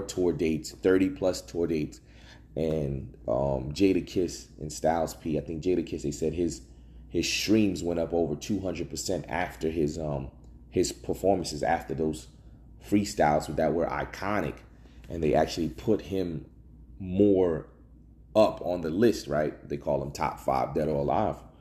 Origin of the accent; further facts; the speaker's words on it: New Jersey, United States; I'm from the, I'm from Jersey